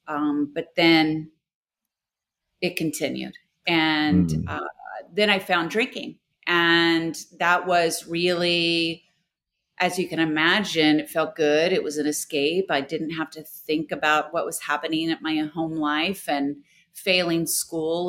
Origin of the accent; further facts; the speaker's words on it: Houston, Texas, United States; I'm from Houston